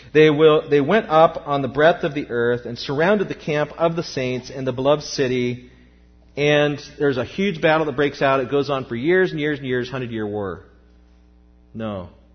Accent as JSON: {"language": "English", "country": "United States", "said": "as American Christians"}